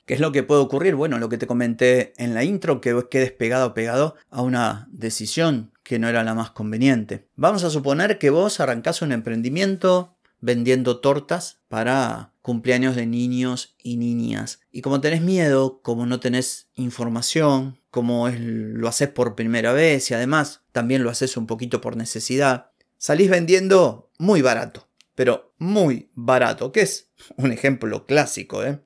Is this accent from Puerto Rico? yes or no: no; Argentina